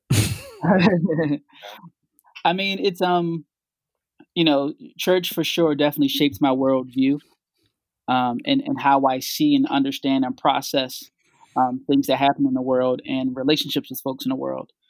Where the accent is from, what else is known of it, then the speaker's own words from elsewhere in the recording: Philadelphia, Pennsylvania, United States; I grew up here in Philly, um, in the Logan section of Philadelphia